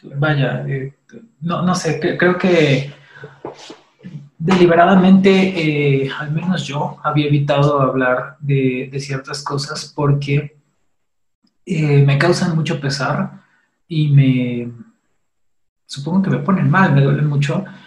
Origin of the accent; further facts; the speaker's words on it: Mexico; como mexicanos